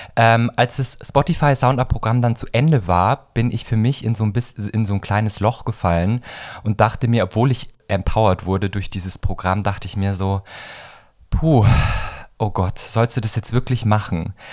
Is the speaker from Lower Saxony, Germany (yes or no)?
no; Bavaria, Germany; also born or lived in Munich; diese sehr für mich empfundene bayerische Blase, in der ich mich befunden habe. Und bin dann erstmal nach München gezogen